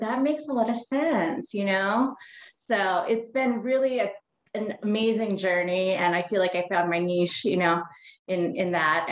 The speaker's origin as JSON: {"language": "English", "region": "Hawaii", "country": "United States", "said": "I am from Hawaii"}